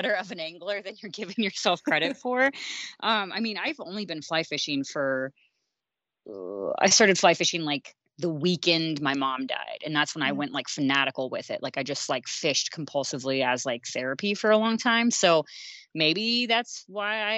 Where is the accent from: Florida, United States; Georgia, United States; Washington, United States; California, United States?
Florida, United States; South; also born or lived in Kansas / Colorado; now in Montana, United States; I was born and raised in South Florida and, split time between there and Kansas